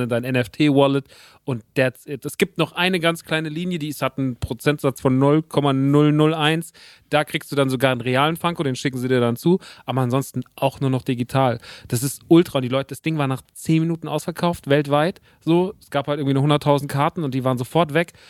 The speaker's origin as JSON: {"language": "German", "town": "Rodgau", "region": "Hesse", "country": "Germany", "tie": "born or raised there", "said": "der Laden ist in Rottgau. Das ist meine alte Heimat"}